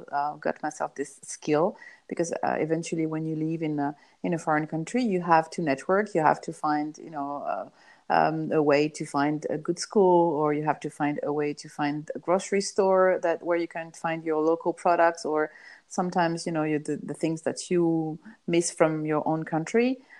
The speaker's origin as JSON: {"language": "English", "country": "Iran", "tie": "born or raised there", "said": "I grew up in Iranian island where my parents traveled there and they didn't know anybody."}